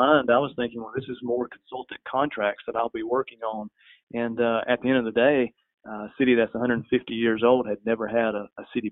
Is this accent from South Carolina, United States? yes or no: yes; West Pelzer, South Carolina, United States; I grew up just outside of West Pelzer, a municipality of 880 people